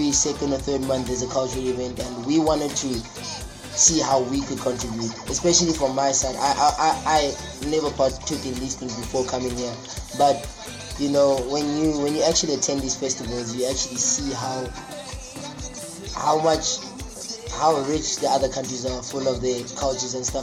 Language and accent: English; South Africa; now in Wuhan, China; Um, I'm from South Africa. I study in Wuhan, study finance. I'm a second year, 23 years old.